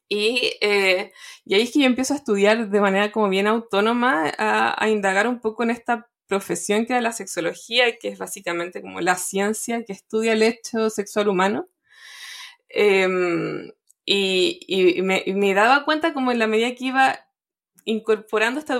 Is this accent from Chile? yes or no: yes; Chile